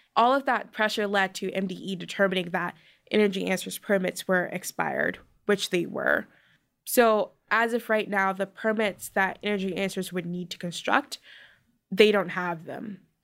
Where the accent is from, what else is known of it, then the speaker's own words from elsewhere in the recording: Baltimore, Maryland, United States; I'm from Curtis Bay, which is a small community in Baltimore.